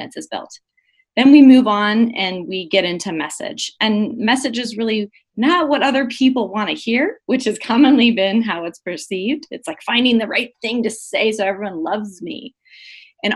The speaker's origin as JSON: {"language": "English", "region": "Southwest", "country": "United States", "tie": "born or raised there", "said": "I grew up in the Southwest, and I began my career as a journalist, and I spent 8.5 years as a journalist and publisher here"}